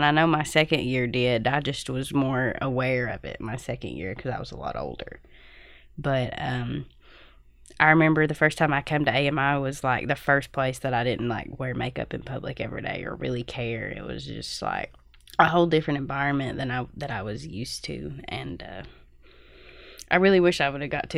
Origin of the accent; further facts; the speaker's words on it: Leslie County, Kentucky, United States; I'm from Leslie County, Kentucky.